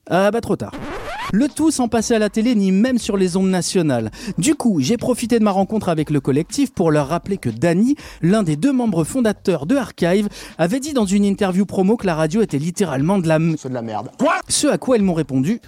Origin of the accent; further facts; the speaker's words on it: Lyon, Auvergne-Rhône-Alpes, France; chez nous à Lyon